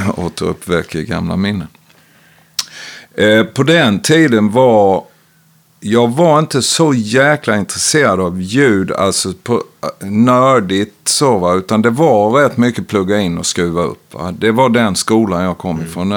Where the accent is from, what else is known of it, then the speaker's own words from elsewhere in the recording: Växjö, Kronoberg County, Sweden; moved away as an adult; also born or lived in Stockholm / Austin / Ljungby; now in Oskarshamn, Sweden; Jag växte upp i ett brukssamhälle utanför Växjö